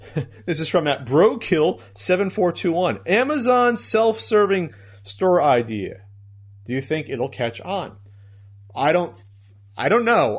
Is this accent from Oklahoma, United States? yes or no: no; New Jersey, United States; moved away as an adult; I was from New Jersey